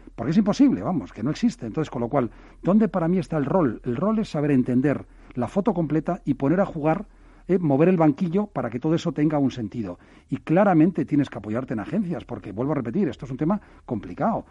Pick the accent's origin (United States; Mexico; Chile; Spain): Spain; Pamplona, Navarre; yo soy de Pamplona